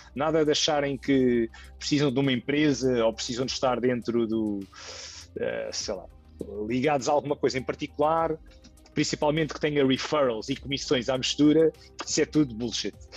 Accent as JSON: {"language": "Portuguese", "region": "Lisbon", "country": "Portugal", "said": "eu tenho 35 anos, sou de Lisboa"}